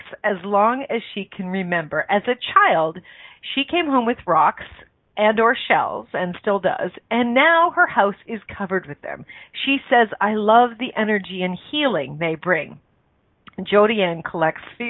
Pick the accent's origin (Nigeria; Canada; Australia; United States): Canada; born in Canada, which is my home country